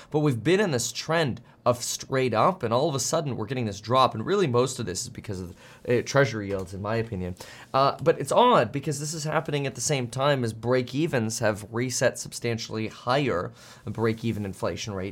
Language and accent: English; Florida, United States; moved away; I spent 16 years growing up in Florida